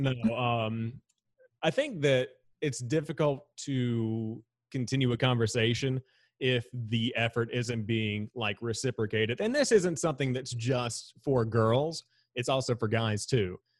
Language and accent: English; Charlotte, North Carolina, United States; how I was raised around Charlotte